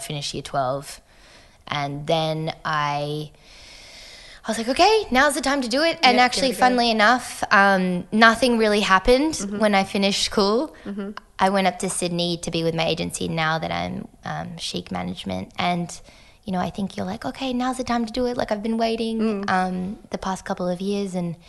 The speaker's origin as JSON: {"language": "English", "country": "France", "tie": "born or raised there", "also_born_or_lived": "United States / Hong Kong", "moved": "yes", "said": "So mum's American and dad's French. And so I think, yeah, so I was born in the States and then spent 4 years in Hong Kong, 5 years in France."}